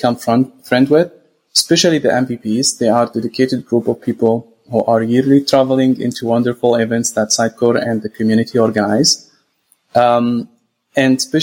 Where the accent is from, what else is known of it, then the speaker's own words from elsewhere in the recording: Jordan; also born or lived in Saudi Arabia / Gaza, Palestine; I'm originally from Gaza, Palestine. I was born in Saudi Arabia and raised in Jordan.